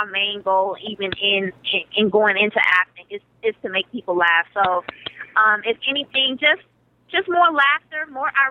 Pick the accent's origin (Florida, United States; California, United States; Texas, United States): Texas, United States; Dallas; I'm from Dallas, Texas. I was raised by guys